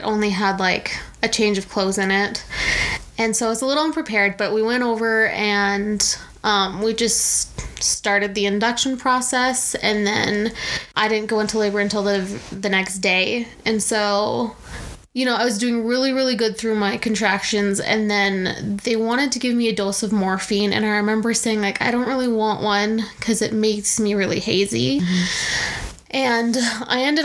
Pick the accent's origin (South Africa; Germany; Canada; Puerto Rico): Canada; moved away as an adult; now in United States; being Canadian and living down in the States